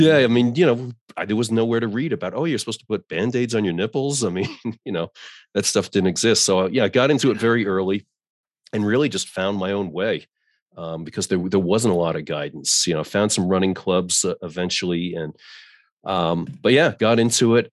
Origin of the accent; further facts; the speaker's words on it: New York, United States; moved away as an adult; now in Colorado, United States; I grew up in New York